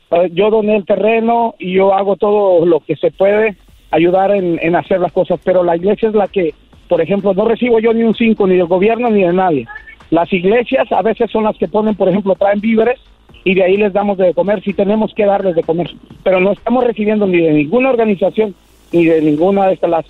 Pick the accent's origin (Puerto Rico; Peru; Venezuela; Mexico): Mexico; Michoacán; moved away; also born or lived in United States; soy de Michoacán, dice. Eh. ya sabrás. De los indios de Michoacán.